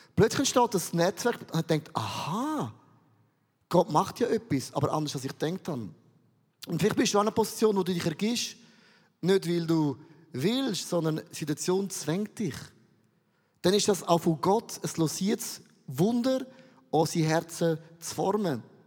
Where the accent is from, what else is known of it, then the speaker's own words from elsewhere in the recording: Switzerland; Ich komme aus dem Rheintal